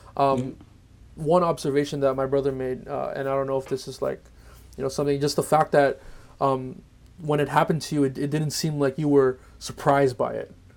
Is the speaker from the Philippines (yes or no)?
yes; Philippines; the rest of us we're all Filipino